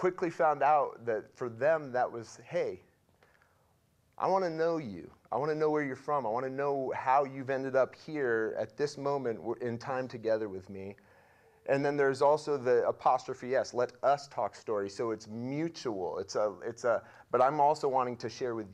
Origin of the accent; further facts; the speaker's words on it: Russell, United States; I'm 42 years old, and I grew up right here in Russell